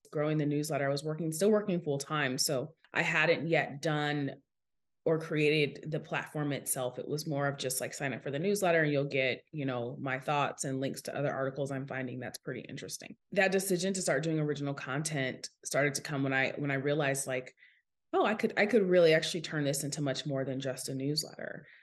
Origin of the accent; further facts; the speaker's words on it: Seattle, Washington, United States; So, I'm originally from Seattle, Washington, and that's super relevant to my story because I grew up in the heart of a tech city